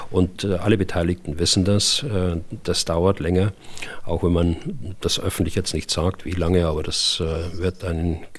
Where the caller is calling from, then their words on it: Berlin, Germany; ich komme aus Berlin.